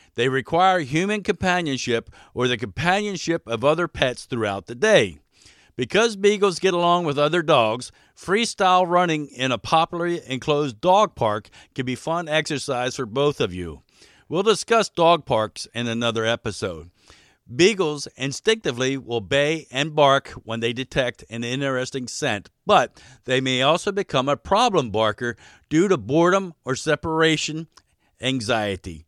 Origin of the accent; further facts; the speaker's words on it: Baltimore, Maryland, United States; moved away as an adult; also born or lived in Alaska; now in Wasilla, United States; I was raised in Baltimore, Maryland